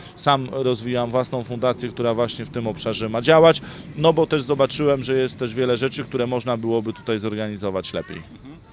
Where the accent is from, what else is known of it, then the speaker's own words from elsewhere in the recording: Bydgoszcz, Kuyavian-Pomeranian Voivodeship, Poland; pochodzę z Bydgoszczy